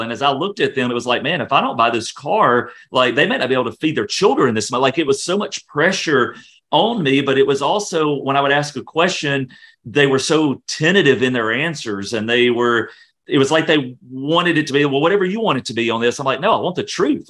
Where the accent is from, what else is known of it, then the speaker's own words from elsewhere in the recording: Louisiana, United States; moved away; I'm originally from Louisiana